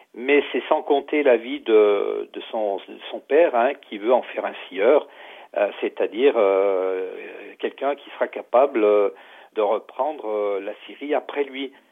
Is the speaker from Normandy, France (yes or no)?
no; Pilat, above Saint-Étienne, Auvergne-Rhône-Alpes, France; moi, je suis originaire du Pila, au-dessus de Saint-Étienne